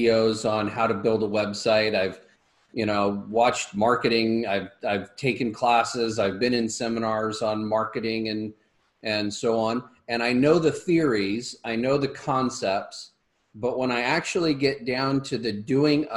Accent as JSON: {"language": "English", "town": "Los Angeles", "region": "California", "country": "United States", "tie": "born or raised there", "said": "I grew up in Hollywood"}